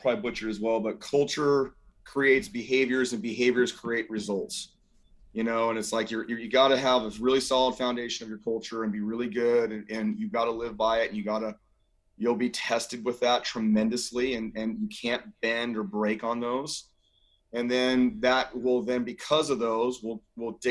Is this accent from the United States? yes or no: yes; Scotts Valley, California, United States; I'm a kid from Scotts Valley